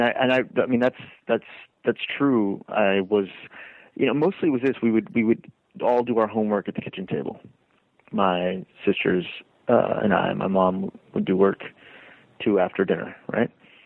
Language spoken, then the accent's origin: English; Deep South, United States; there's plenty that is complicated about growing up in the Deep South, especially if one is not of the sort of two dominant groups